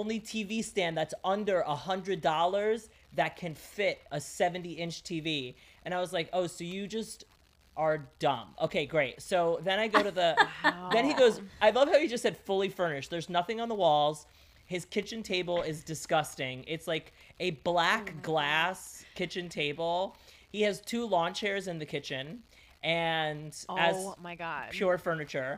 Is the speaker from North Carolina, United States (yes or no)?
no; New York City, New York, United States; first language Greek; English is a second language; I was born in Brooklyn. I was born in New York. I was born in Bay Ridge, which is a very Greek neighborhood